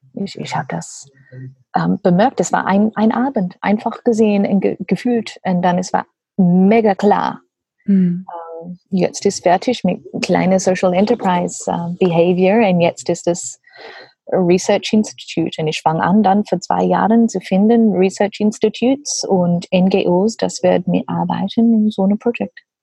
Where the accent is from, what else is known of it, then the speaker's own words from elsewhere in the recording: Australia; German is a second language; also born or lived in Papua New Guinea; now in Germany; ich komme aus Australien und meine Familie sind Gummibauern von Papua Neuguinea